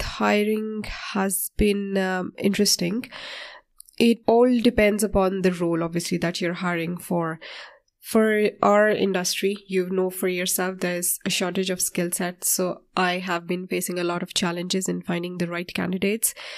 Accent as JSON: {"language": "English", "country": "Pakistan", "moved": "as an adult", "lives_now": "Ireland", "said": "I'm from Pakistan and I came to Ireland approximately sixteen years ago."}